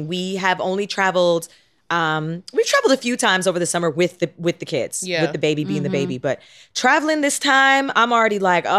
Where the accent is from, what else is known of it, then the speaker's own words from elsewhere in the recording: Canada; now in United States; I am Canadian.